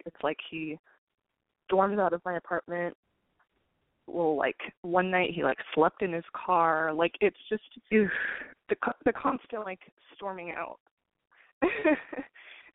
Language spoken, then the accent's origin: English; California, United States; now in Austin, United States; I currently live in Austin, Texas, but I'm originally from California.